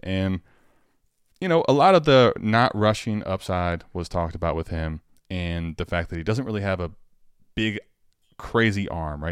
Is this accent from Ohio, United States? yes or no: yes; Cleveland, Ohio, United States; I'm from Cleveland